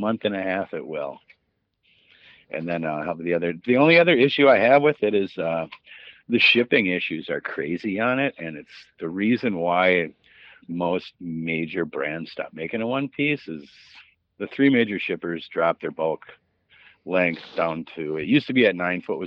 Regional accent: Woodbury, Minnesota, United States; moved away as an adult; also born or lived in Green Bay, Wisconsin; I grew up over in Woodbury

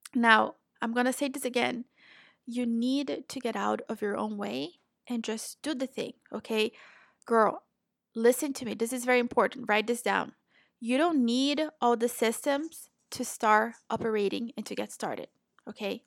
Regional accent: Brazil; also born or lived in Florida, United States; now in Portugal; I'm originally from Brazil

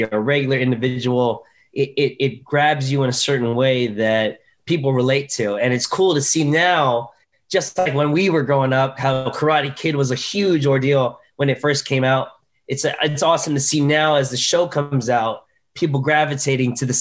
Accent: Orlando, Florida, United States; moved away as an adult; also born or lived in Los Angeles, California; now in Atlanta, United States; I moved from Orlando, Florida, where I'm from, born and raised basically, moved from Orlando, Florida, moved

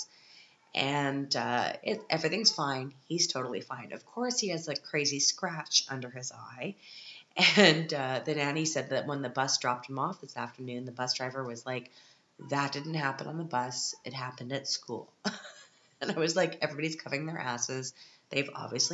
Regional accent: Canada; now in Europe; as a Canadian living in Europe

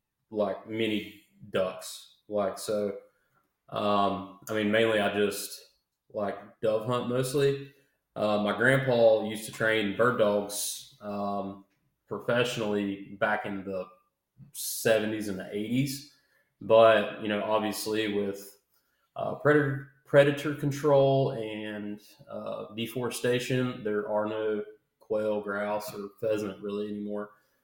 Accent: Hickory, North Carolina, United States; moved away as an adult; now in Raleigh, United States; I'm originally from Hickory, North Carolina, actually west of Hickory, Burke County, middle of nowhere. So I'll just say Hickory.

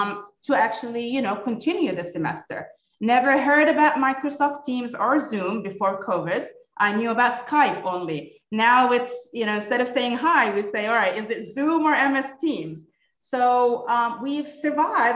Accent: Kuwait; moved away as an adult; also born or lived in United States / United Arab Emirates; now in Abu Dhabi, United Arab Emirates; I was born and raised in Kuwait. Originally Palestinian, Australian passport, but moved to the States for my PhD

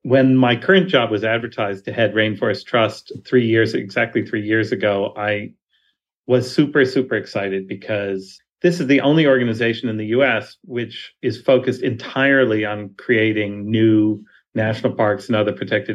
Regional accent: New York City, New York, United States; I grew up in New York City, not a place known for its wild nature

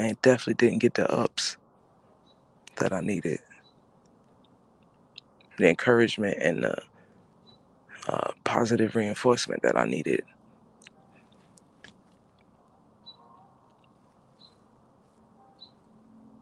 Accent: New Jersey, United States; also born or lived in Brooklyn, New York; I am from New York. I'm from New Jersey. I always call Jersey first because that's my home. I was born in Brooklyn.

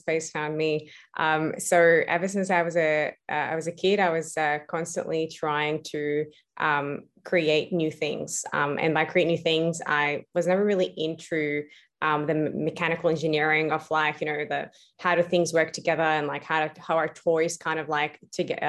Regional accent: Beirut, Beirut Governorate, Lebanon; moved away as an adult; now in Australia; I was actually born and raised in Beirut, Lebanon. I moved to Australia when I was 18

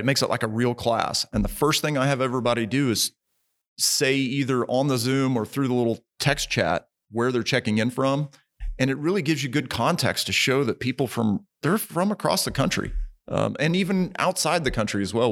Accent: Springfield, Missouri, United States; moved away as an adult; also born or lived in Guatemala / Kentucky / North Texas; originally from Springfield, Missouri

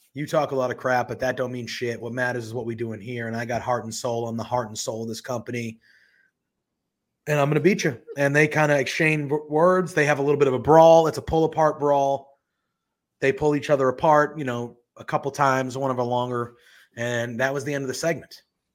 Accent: Boston, Massachusetts, United States; I'm from Boston.

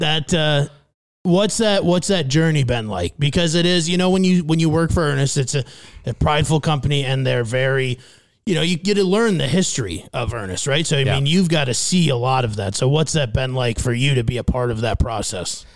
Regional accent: Fairmont, Minnesota, United States; now in Phoenix, United States; my hometown of Fairmont, Minnesota

